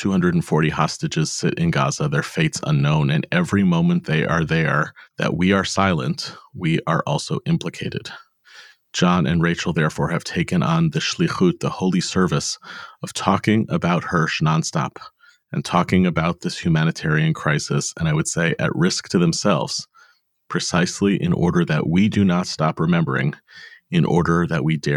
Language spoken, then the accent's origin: English; United States; we are American-born parents of Jewish teens and young adults